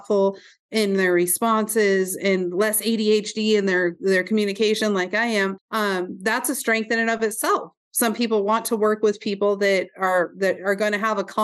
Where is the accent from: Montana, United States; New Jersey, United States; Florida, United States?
Montana, United States; Roundup; also born or lived in Glendive, Montana; from Roundup, Montana.